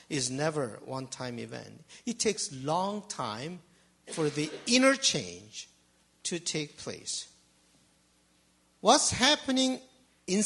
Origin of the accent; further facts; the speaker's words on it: Seoul, South Korea; English is a second language; now in Canada; I grew up in Seoul